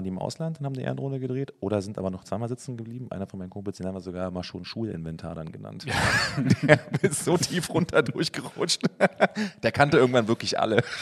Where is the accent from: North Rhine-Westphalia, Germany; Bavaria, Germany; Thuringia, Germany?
Bavaria, Germany; Coburg; moved away; Ähm, aus Bayern ursprünglich, Coburg.